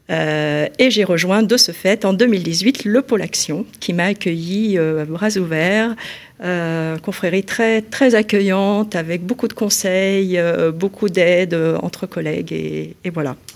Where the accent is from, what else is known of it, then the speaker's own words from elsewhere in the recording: Lyon, Auvergne-Rhône-Alpes, France; donc je suis lyonnaise, euh, j'ai fait mes études d'architecture euh, à Lyon